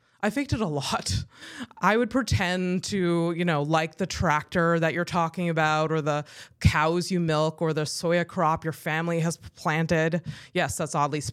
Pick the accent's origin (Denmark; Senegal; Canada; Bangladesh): Canada; Howick, Quebec; moved away as an adult; now in Montreal, Canada; Howick is a small town southeast of Montreal